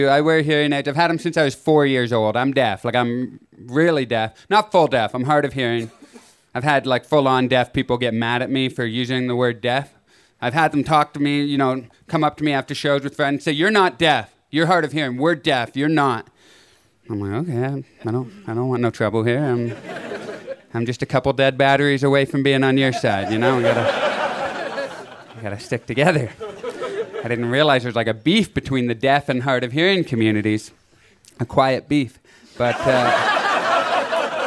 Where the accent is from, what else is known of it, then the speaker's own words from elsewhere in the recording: Canada; moved away as an adult; now in Los Angeles, United States; I live in LA, but I moved two and a half years ago from Canada